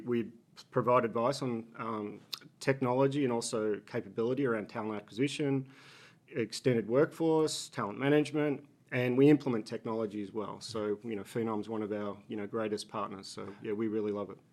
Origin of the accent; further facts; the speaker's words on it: Australia; accent: Australian; moved away as an adult; also born or lived in Boston, United States / Singapore; now in Philadelphia, United States; I'm Australian, if you pick up the accent